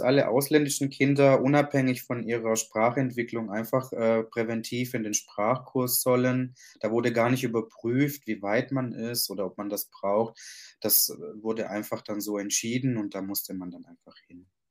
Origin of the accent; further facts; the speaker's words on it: Germany; also born or lived in Sicily, Italy (parents' origin); Meine Eltern kommen aus Ita-, aus, aus, aus Italien, genauer gesagt aus Sizilien. Und ich bin hier geboren und aufgewachsen